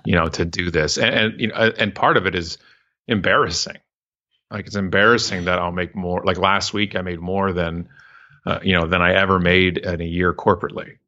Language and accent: English; Canada; I'm so proud to be Canadian